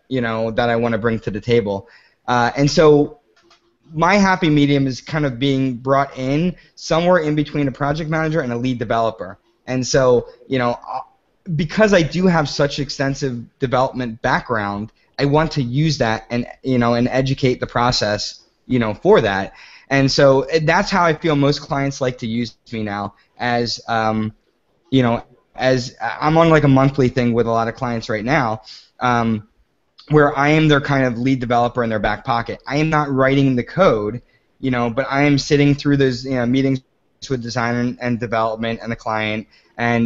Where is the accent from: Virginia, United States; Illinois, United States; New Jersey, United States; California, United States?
New Jersey, United States; moved away as an adult; also born or lived in New York City; I grew up in South Jersey near Philadelphia, and then I moved to New York City for Code and Theory